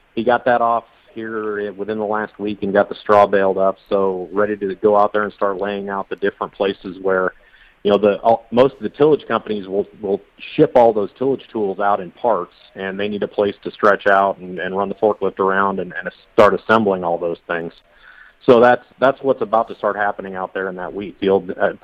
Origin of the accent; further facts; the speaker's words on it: Iowa, United States; I grew up in Central Iowa, so I've got a lot of friends out there